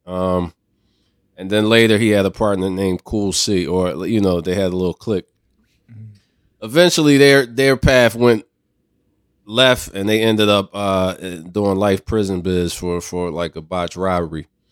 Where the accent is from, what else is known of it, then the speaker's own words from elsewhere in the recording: Philadelphia, Pennsylvania, United States; I grew up in Philadelphia